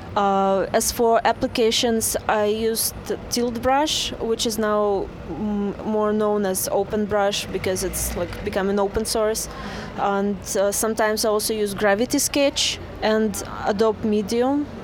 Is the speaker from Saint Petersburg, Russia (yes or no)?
yes; Saint Petersburg, Russia; I am from Russia, St. Petersburg.